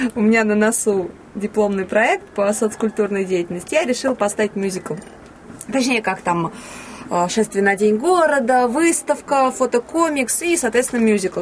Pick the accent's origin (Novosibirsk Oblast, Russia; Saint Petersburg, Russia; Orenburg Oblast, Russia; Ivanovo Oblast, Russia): Ivanovo Oblast, Russia; Ivanovo; also born or lived in Komsomolsk-on-Amur; когда мне было три года, мы переехали из Комсомольска на море, соответственно, в Иваново